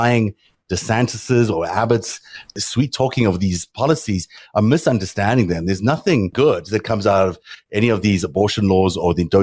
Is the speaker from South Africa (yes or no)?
yes; South Africa; moved away; growing up in South Africa